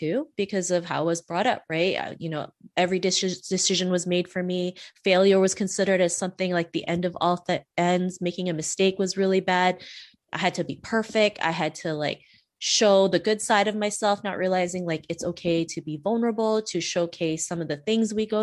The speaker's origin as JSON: {"language": "English", "country": "Canada", "tie": "born or raised there", "also_born_or_lived": "Philippines", "said": "I was born in the Philippines and we actually moved to Canada when I was 7. And back then, growing up in Canada in the late 80s, early 90s"}